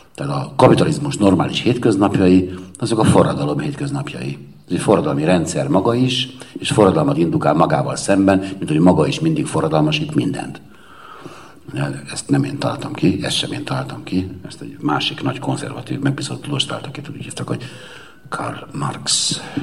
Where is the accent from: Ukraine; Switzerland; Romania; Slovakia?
Romania; Cluj-Napoca, Cluj County; a Kolozsvári Magyar Értelmiségi vagyok, aki voltam